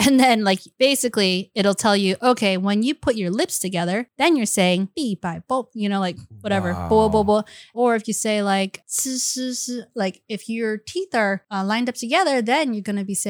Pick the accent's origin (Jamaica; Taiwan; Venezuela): Taiwan; accent: Taiwan accent; also born or lived in Beijing; In my Taiwan accent. Oh, 不好意思.